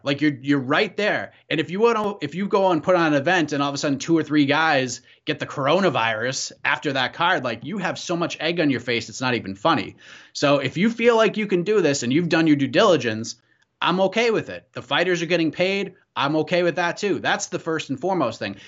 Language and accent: English; Burlington, Massachusetts, United States; I grew up in Burlington